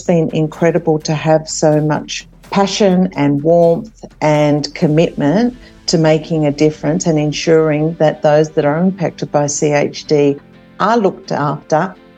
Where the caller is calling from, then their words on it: Sydney, New South Wales, Australia; So this evening I'm joining you from Sydney, which is Gadigal land.